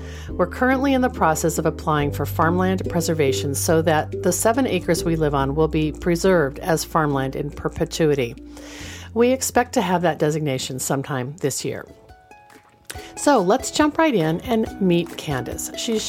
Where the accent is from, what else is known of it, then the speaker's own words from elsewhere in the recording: Millburn, New Jersey, United States; I grew up in Millburn, New Jersey, and graduated from Rutgers College with a bachelor's degree in political science.